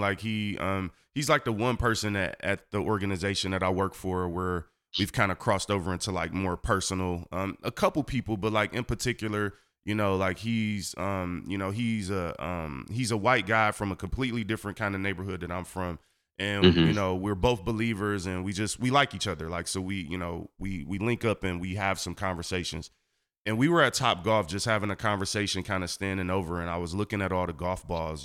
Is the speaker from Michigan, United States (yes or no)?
yes; Detroit, Michigan, United States; I grew up on Seven Mile on the east side of Detroit